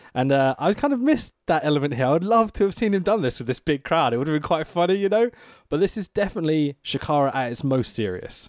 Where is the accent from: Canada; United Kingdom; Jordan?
United Kingdom; as a Brit here